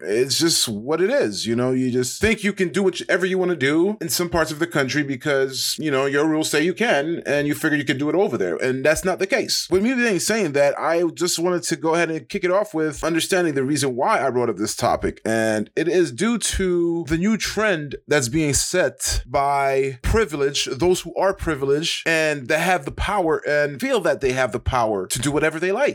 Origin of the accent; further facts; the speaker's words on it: United States; as an American